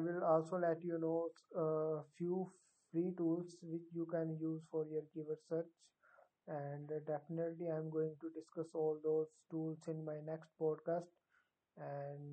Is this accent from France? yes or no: no; India; I am from India